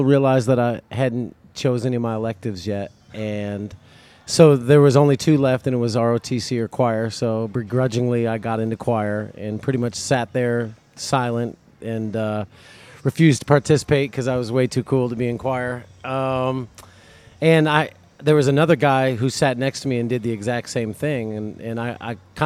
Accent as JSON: {"language": "English", "town": "Rockford", "region": "Illinois", "country": "United States", "moved": "yes", "lives_now": "Destin, United States", "said": "Rockford, Illinois."}